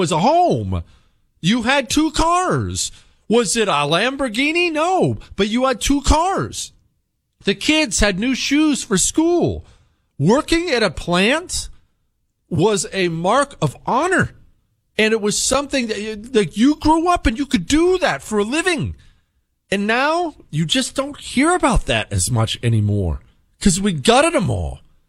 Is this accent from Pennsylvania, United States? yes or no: no; Ohio, United States; I grew up in Northeast Ohio. I experienced this gutting through the 90s and 2000s.